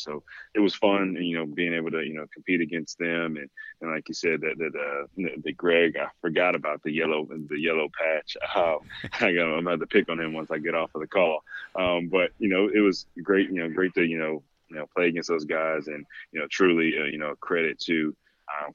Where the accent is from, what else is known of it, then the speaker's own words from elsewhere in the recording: Fayetteville, North Carolina, United States; also born or lived in Cary, North Carolina; I am from Fayetteville and grew up, you know, and moved to Cary in middle school.